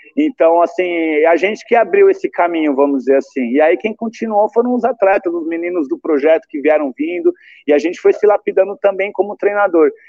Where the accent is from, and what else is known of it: Rio Claro, São Paulo, Brazil; born or raised there